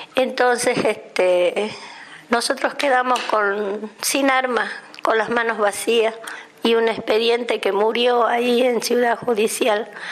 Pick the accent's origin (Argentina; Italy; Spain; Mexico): Argentina; nosotros los argentinos